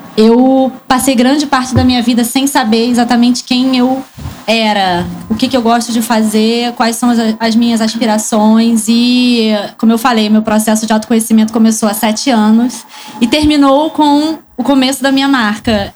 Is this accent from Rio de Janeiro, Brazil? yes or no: yes; Rio de Janeiro, Brazil; eu não sou de São Paulo, eu sou do Rio